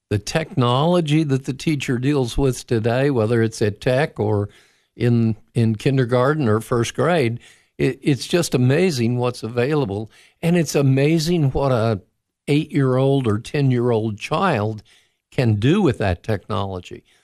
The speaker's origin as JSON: {"language": "English", "region": "Florida", "country": "United States", "tie": "born or raised there", "also_born_or_lived": "-", "said": "But I grew up after we moved to Florida while I was at 14. I, I grew up near the Kennedy Space Center."}